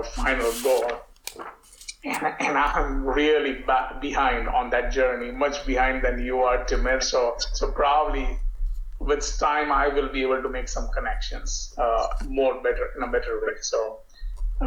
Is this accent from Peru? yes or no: no; India; moved away; growing up in India